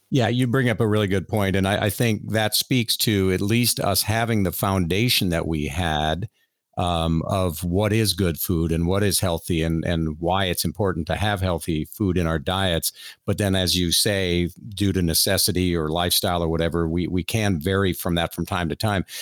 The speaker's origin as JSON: {"language": "English", "town": "Miami", "region": "Florida", "country": "United States", "tie": "born or raised there", "said": "I grew up in South Florida on an organic fruit and vegetable farm"}